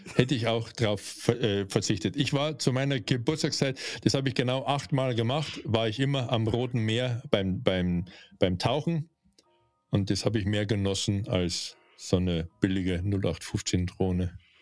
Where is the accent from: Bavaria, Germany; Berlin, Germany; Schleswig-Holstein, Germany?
Bavaria, Germany; accent: Bavarian; also born or lived in North Rhine-Westphalia; bei mir merkt man schon, dass ich aus Bayern komme